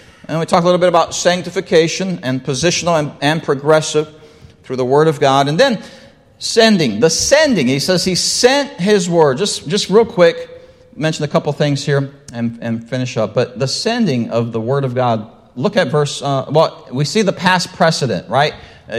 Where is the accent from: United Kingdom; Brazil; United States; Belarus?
Brazil; well, I grew up in Brazil. They eat rice and beans every day, all right?